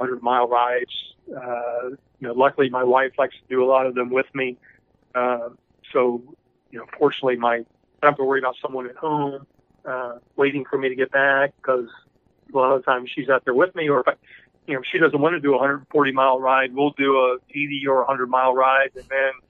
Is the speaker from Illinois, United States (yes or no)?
no; Louisville, Kentucky, United States; moved away; also born or lived in Delaware; I grew up in Louisville, Kentucky